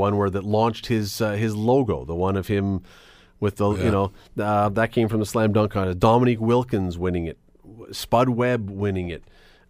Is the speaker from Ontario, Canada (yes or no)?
yes; Toronto, Ontario, Canada; And I love Southern Ontario. I grew up in Toronto.